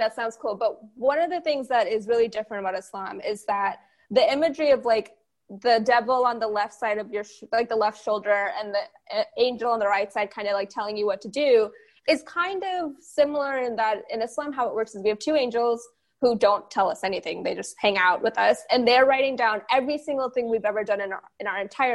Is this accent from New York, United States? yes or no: no; Texas, United States; I grew up in Texas around pretty much every denomination of Christianity you can think of because it's Texas